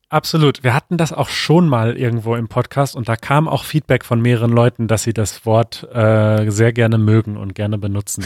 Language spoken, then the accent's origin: German; North Rhine-Westphalia, Germany; moved away; In NRW zum Beispiel, in meiner Heimat